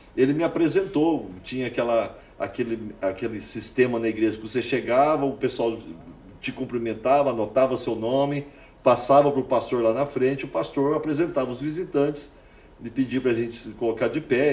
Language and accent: Portuguese; Uberaba, Minas Gerais, Brazil; moved away as an adult; now in Orlando, United States; Eu fui criado em Uberaba, na minha cidade natal, na rua Boa Esperança.